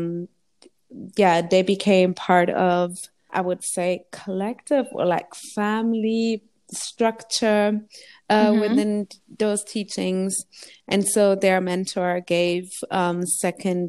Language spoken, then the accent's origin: English; Germany; I was born and raised in Germany